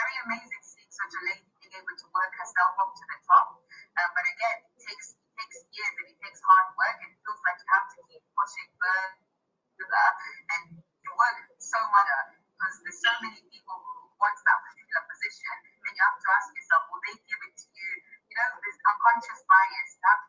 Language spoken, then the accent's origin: English; Nottingham, East Midlands, United Kingdom; I come from Nottingham, and Nottingham is very diverse, very multicultural.